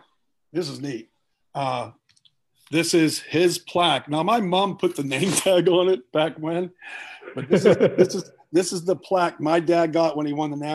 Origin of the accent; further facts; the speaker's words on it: Pittsburgh, Pennsylvania, United States; We grew up together in Pittsburgh